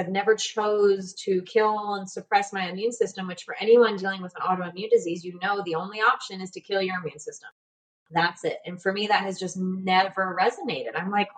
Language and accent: English; United States; moved away as an adult; now in Panama; I'm from the States